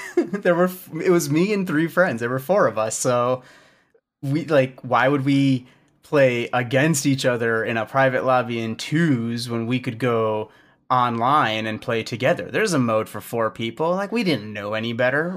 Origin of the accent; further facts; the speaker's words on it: Chicago, Illinois, United States; I'm from Chicago, born and raised